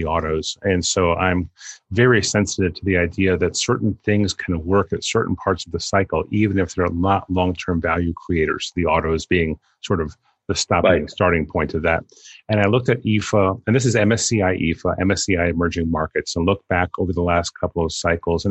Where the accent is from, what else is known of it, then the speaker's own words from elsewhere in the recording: New York City, New York, United States; living and growing up in New York in the 60s and 70s